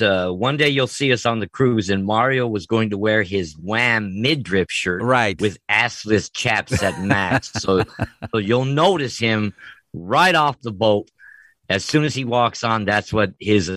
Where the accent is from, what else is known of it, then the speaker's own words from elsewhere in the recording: Los Angeles, California, United States; I grew up in Los Angeles